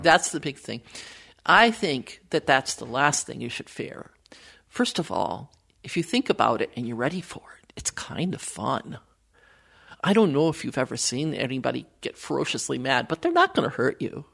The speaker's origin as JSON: {"language": "English", "region": "Wisconsin", "country": "United States", "tie": "born or raised there", "moved": "yes", "lives_now": "Minnesota, United States", "said": "I was born in Wisconsin"}